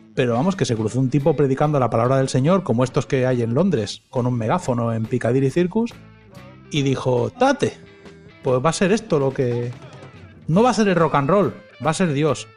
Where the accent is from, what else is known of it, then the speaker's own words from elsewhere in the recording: Spain; moved away as an adult; also born or lived in Uruguay; now in United States; yo como español que soy